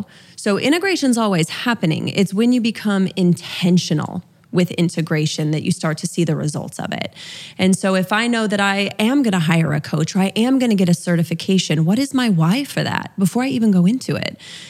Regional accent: Utah, United States; I grew up LDS in Utah, so Mormon, for those that aren't familiar with LDS. Very conservative. My father was a bishop.

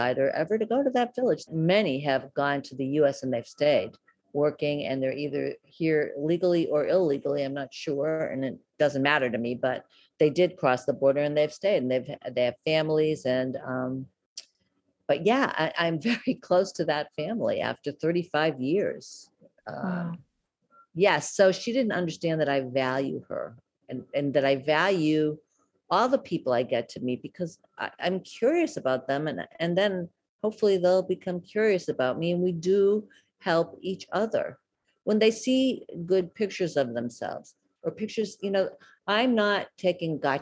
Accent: United States; also born or lived in Boston / Mexico; I'm an American

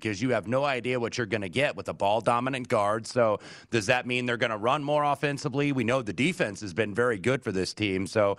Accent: Indianapolis, Indiana, United States; my hometown of Indianapolis

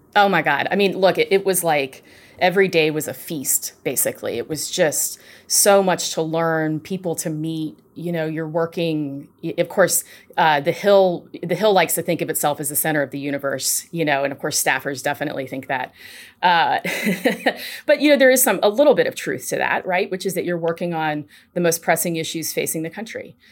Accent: Nashville, Tennessee, United States; moved away as an adult; also born or lived in Washington, D.C.; I am a Nashville, Tennessee native, born and raised

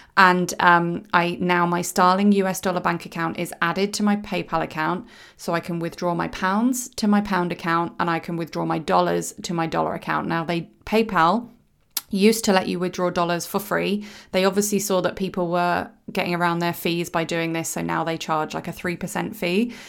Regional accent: United Kingdom; I am British

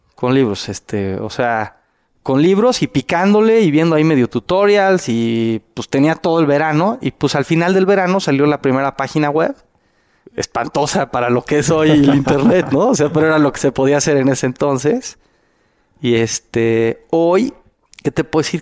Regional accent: Mexico; yo era el único mexicano

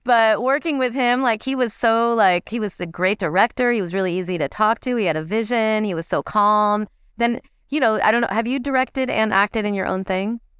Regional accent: Midwest, United States; moved away; I grew up in the Midwest

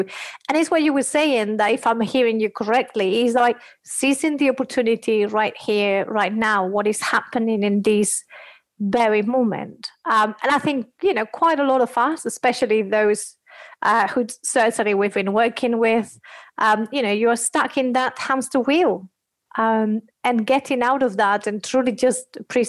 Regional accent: Spain; I'm coming from Spain

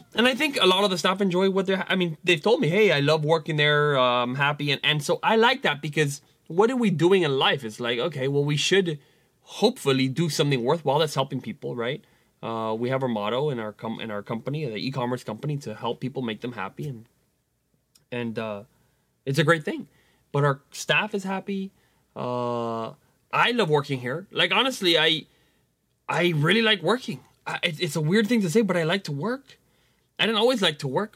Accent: Venezuela; moved away; my home country where I was born, Venezuela

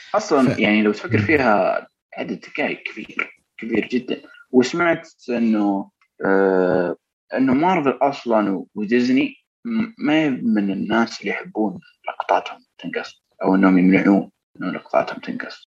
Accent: Saudi Arabia; عندنا في السعوديه

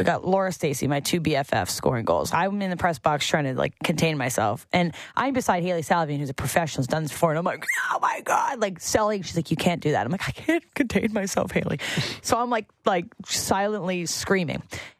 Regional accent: Canada; And I am a Canadian, and I love the Canadians

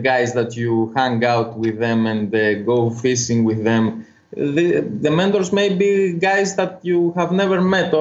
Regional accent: Corfu, Ionian Islands, Greece; English is a second language; I was born in Corfu. It's an island northwest of it's the northwestern island of Greece

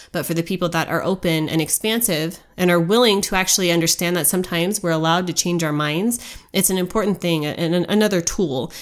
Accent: United States; the birthright that we were given as Americans

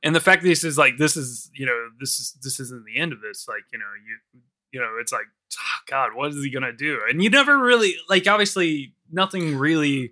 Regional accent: United States; now in United Kingdom; in America, like especially in my hometown

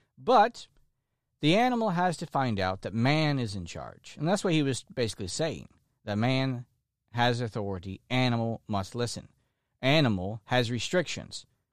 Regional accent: Florida, United States; like myself. who are lifelong Floridians, people who have been born and raised in Florida

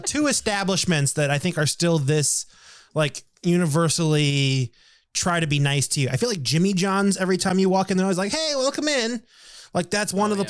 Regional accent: United States; he picked me out as American right away

